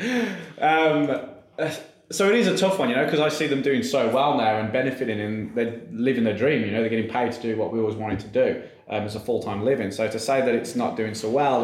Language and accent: English; England, United Kingdom; moved away; also born or lived in Queensland, Australia / Queenstown, New Zealand; being an Englishman